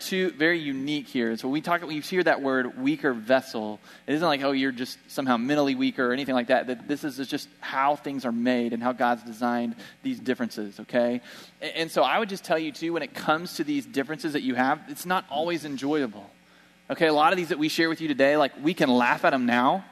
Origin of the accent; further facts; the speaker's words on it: Bartlesville, Oklahoma, United States; moved away; We went home to my hometown in Bartlesville